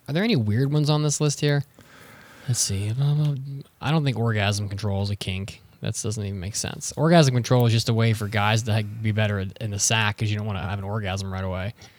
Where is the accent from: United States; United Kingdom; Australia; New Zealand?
United States; northern West Virginia; I'm from North West Virginia.